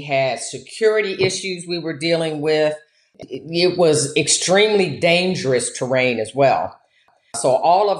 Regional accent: Michigan, United States; moved away as an adult; also born or lived in Louisiana / Nigeria / Angola / Papua New Guinea; I grew up in Michigan

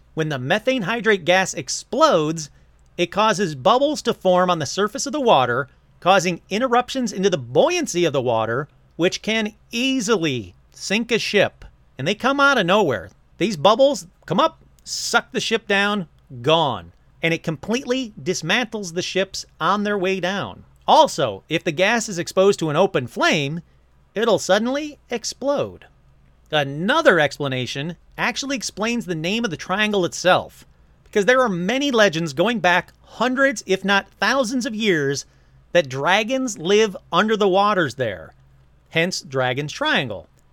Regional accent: Michigan, United States; moved away; when I lived in Michigan

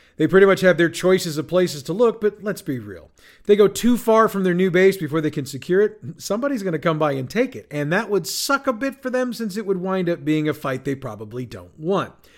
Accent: St. Louis, Missouri, United States; my hometown of St. Louis, Missouri, USA

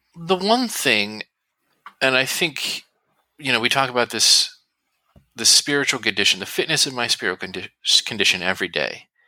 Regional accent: New Jersey, United States; I'm from New Jersey

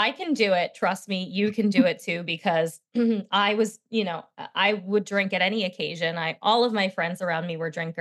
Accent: New Jersey shore, United States; I was raised in Jersey at the shore, but I always say not the Jersey Shore

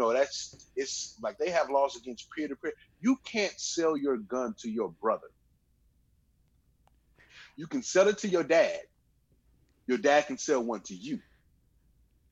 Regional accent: Richmond, California, United States; also born or lived in Ruston, Louisiana; now in Vallejo, United States; I grew up in Richmond

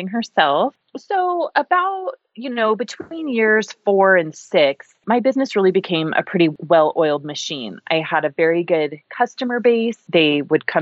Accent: Boise, Idaho, United States; also born or lived in Walla Walla, Washington; we moved from Walla Walla, Washington to Boise, and I was born and raised here

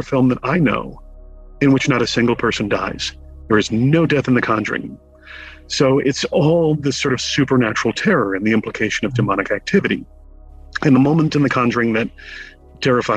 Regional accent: Connecticut, United States; growing up in Connecticut

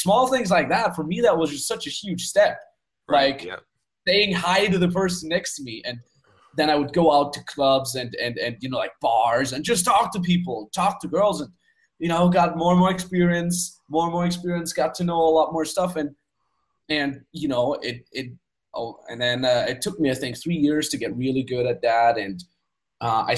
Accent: Austria; I grew up in Austria on the Austrian countryside in a 5,000 people cow town.

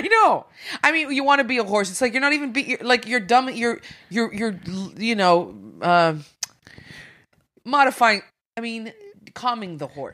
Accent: Sudbury, Ontario, Canada; I'm from Sudbury, so I grew up in Sudbury.

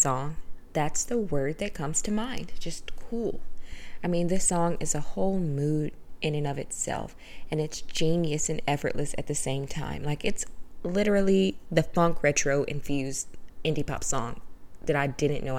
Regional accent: the South, United States; I'm from the South. I grew up in a small town in the South

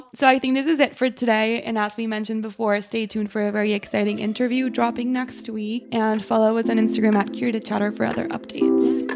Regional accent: Mexico; I'm from Mexico

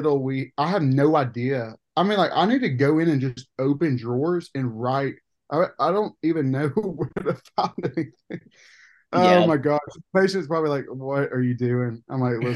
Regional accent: Coleman, United States; I'm from Coleman.

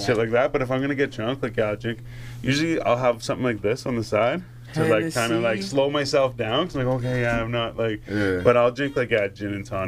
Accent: Renfrew, Ontario, Canada; I'm from Renfrew.

